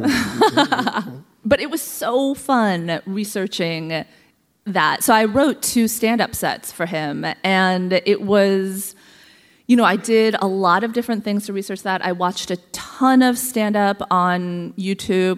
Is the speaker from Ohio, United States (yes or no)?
yes; Columbus, Ohio, United States; I was born in Columbus, Ohio, of all places